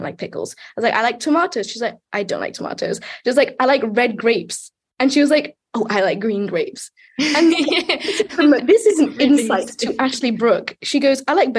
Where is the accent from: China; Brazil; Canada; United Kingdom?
United Kingdom; I'm British